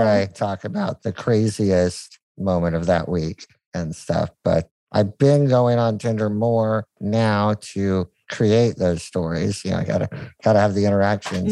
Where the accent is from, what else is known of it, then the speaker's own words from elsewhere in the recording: United States; being an American